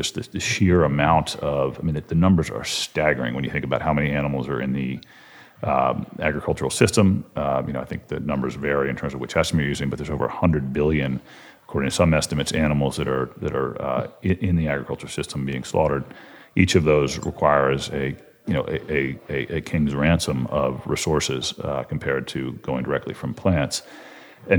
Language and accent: English; College Park, Maryland, United States; also born or lived in Washington, D.C. / Maine; I grew up in Washington, D.C. and in College Park, Maryland